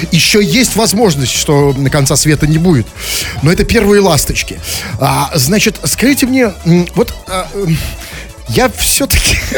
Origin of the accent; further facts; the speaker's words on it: Saint Petersburg, Russia; на канале YouTube я выгляжу не как петербуржец, да?